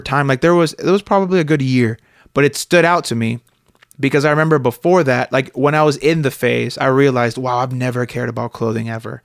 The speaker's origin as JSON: {"language": "English", "town": "Miami", "region": "Florida", "country": "United States", "tie": "born or raised there", "moved": "yes", "said": "I grew up in Miami with a lot of banana spiders"}